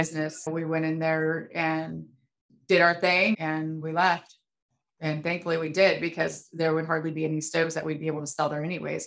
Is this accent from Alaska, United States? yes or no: yes; Fairbanks, Alaska, United States; moved away as an adult; now in Anchorage, United States; I lived there for 30 years and I got out for a reason.